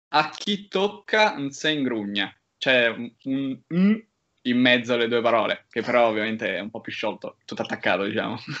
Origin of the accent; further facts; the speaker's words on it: Rome, Lazio, Italy; moved away as an adult; also born or lived in Cesena; una città in cui sono nato e cresciuto